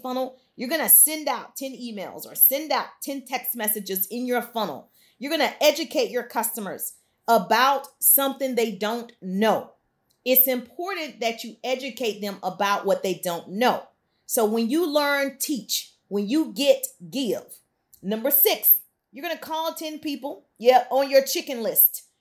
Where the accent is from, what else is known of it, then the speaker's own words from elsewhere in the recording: deep South, United States; I'm from the South, deep South.